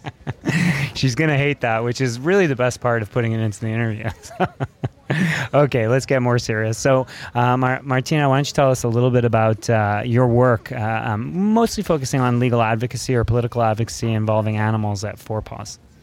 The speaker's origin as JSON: {"language": "English", "town": "Montreal", "region": "Quebec", "country": "Canada", "tie": "born or raised there", "said": "I grew up and lived in Montreal for 23 years"}